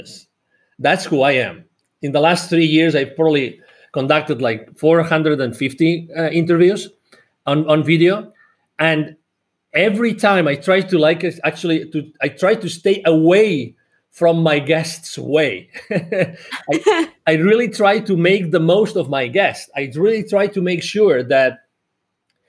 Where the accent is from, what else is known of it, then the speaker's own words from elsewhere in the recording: Barcelona, Catalonia, Spain; moved away as an adult; now in United States; I'm originally from Barcelona in Spain, although I live in the US. I've lived here for more than 10 years.